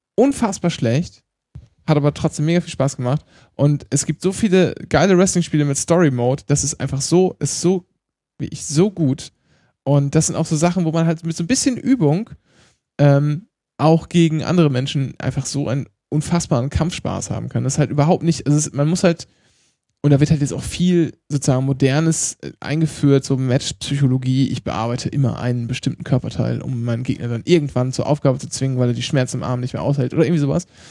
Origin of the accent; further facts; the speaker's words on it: East Frisia, Lower Saxony, Germany; ich komme halt aus Ostfriesland und spreche Plattdeutsch